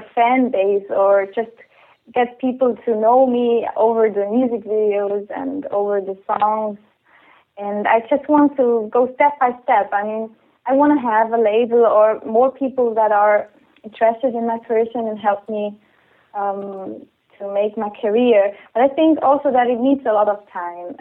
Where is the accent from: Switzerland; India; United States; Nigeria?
Switzerland; also born or lived in Canada / London